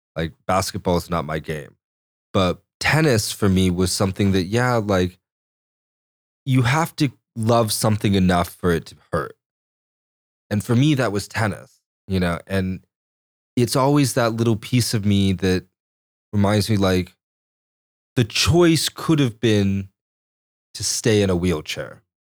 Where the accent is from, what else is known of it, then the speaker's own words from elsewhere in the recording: Chelan, Washington, United States; also born or lived in Corpus Christi, Texas; growing up near Chelan